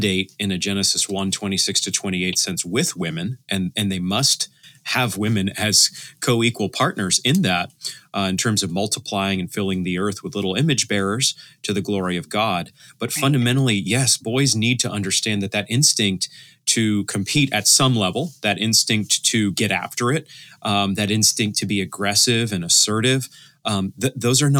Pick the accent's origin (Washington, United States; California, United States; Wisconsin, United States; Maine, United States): Maine, United States; I'm from Maine myself